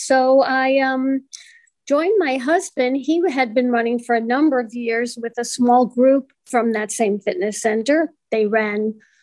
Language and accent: English; New York City, New York, United States; now in Cleveland, United States; And I am from New York originally. I'm from Brooklyn, New York.